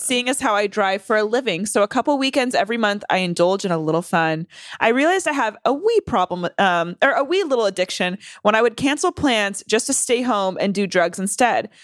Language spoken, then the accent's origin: English; North Carolina, United States; I grew up in the South. I grew up in North Carolina.